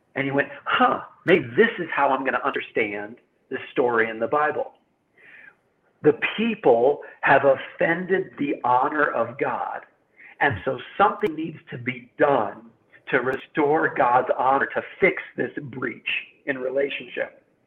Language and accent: English; United States; I'm an American